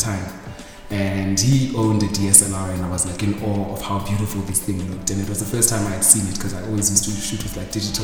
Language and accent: English; East London, Eastern Cape, South Africa; moved away as an adult; also born or lived in Mthatha / Pretoria; now in Johannesburg, South Africa; I was born in Mthatha. Grew up in East London for most of my childhood years.